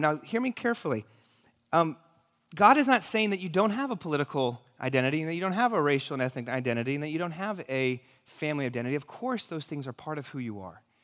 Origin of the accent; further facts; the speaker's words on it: New York City, New York, United States; I'm from New York City